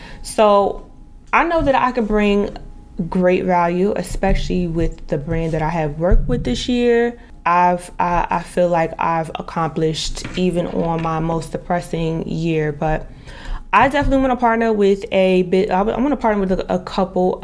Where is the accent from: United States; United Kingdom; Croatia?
United States; New Jersey; moved away as an adult; also born or lived in Dallas, Texas / Miami / Boca Raton / Las Vegas; I'm from New Jersey, I left at the age of 19, 20